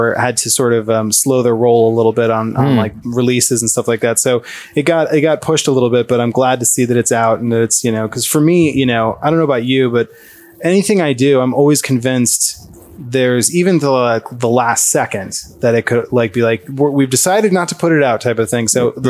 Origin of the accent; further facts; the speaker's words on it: Iowa, United States; also born or lived in San Francisco / Washington; So I grew up originally born in Iowa, and then my parents got divorced when I was pretty young, and we moved around. My mom and my sister and I, we first moved to San Francisco for a little bit, and then Washington